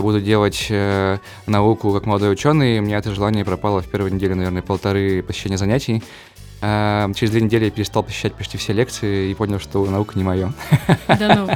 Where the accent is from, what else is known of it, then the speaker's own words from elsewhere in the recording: Perm Krai, Russia; moved away; я жил в маленьком поселке в Пермской области